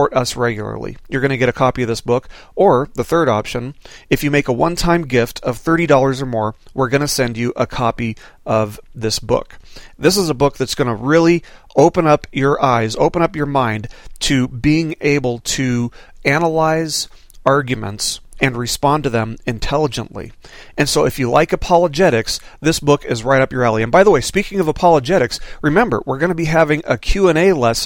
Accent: Las Vegas, Nevada, United States; When I was growing up in Las Vegas, I lived about half a mile away from a 7-Eleven convenience store

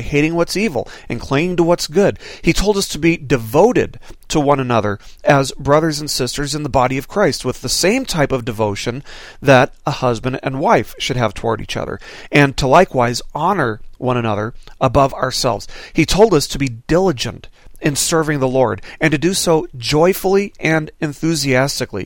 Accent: Las Vegas, Nevada, United States; When I was growing up in Las Vegas, I lived about half a mile away from a 7-Eleven convenience store

